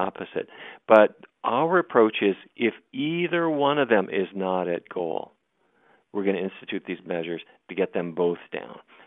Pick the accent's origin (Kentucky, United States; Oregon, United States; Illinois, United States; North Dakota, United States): North Dakota, United States; Fargo; I grew up in Fargo, North Dakota